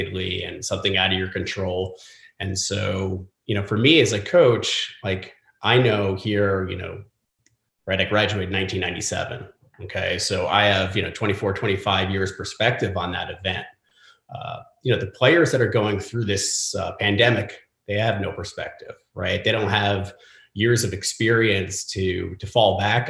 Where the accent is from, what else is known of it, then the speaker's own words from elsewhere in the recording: Garden City, New York, United States; moved away as an adult; also born or lived in Chicago; now in North Carolina, United States; growing up in Garden City on Long Island, that was, very much a bubble